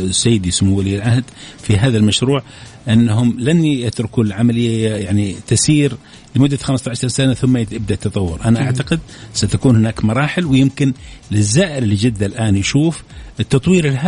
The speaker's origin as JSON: {"language": "Arabic", "country": "Saudi Arabia", "said": "احنا الآن تقريبا 22 23 لكن سنصل كسعوديين في العشر سنوات القادمة تقريبا إلى 30 مليون"}